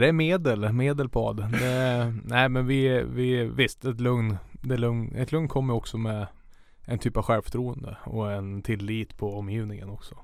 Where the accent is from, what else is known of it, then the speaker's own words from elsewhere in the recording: Tynderö, Västernorrland County, Sweden; moved away as an adult; also born or lived in Sundsvall; now in Karlstad, Sweden; jag är uppvuxen i Tyndröro som sagt och där är det ju ja, maximum 100 meter till vattnet